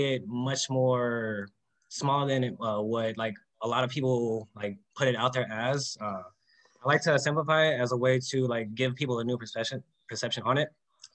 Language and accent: English; San Diego, California, United States; I'm actually from Southern California, San Diego.